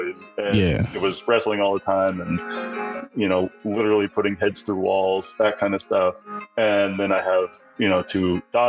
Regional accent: Pennsylvania, United States; now in Boston, United States; we grew up in Pennsylvania and we heated our home mostly with wood

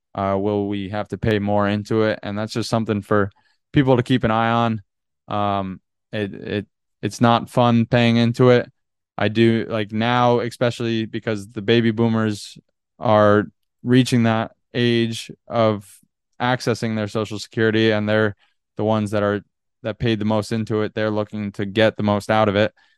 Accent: Northeast, United States; moved away as an adult; also born or lived in Boston; now in California, United States; growing up in the Northeast

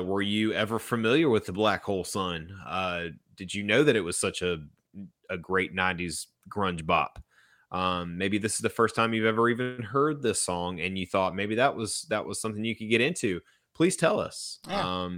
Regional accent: South Carolina, United States; That's definitely my home state

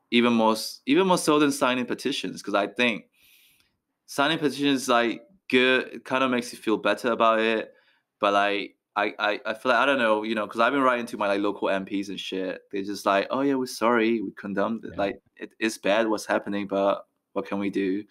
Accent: Myanmar; moved away; also born or lived in Ealing, London; I'm from Myanmar.

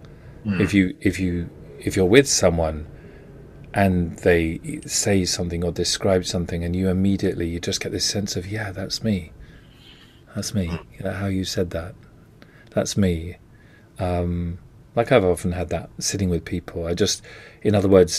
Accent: England, United Kingdom; I'm English

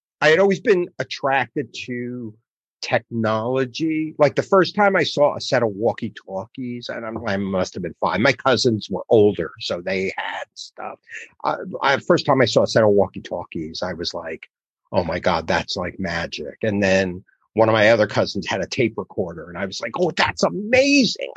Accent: the Oranges, New Jersey, United States; I was born and raised in New Jersey, the Oranges, which is a suburb of Newark

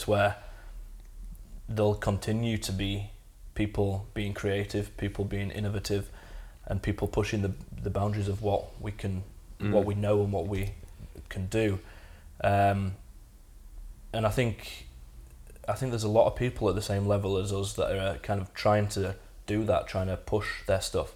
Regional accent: Leeds, Yorkshire and the Humber, United Kingdom; I'm from Leeds

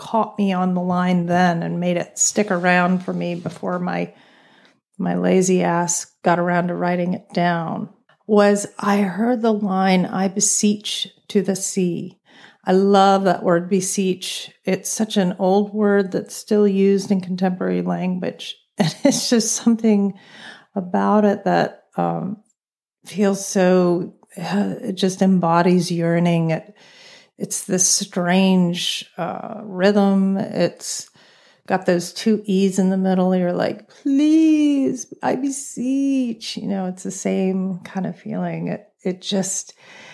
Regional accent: Southern Virginia, United States; growing up in Southern Virginia

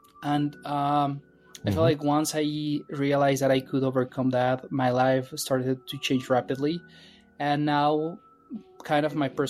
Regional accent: Mexico; moved away as an adult; also born or lived in Mexico City; now in San Francisco, United States; I grew up in Mexico

